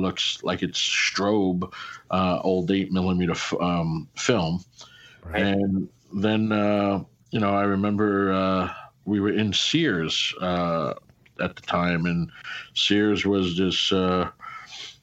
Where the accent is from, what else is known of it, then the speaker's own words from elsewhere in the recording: Glendale, New York, United States; I came from Glendale, New York